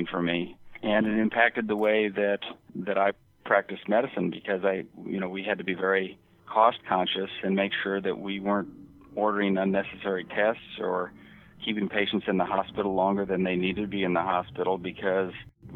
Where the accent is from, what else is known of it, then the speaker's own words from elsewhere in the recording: Nebraska and South Dakota, Midwest, United States; moved away as an adult; now in Los Angeles, United States; I was originally from Nebraska and South Dakota, that part of the world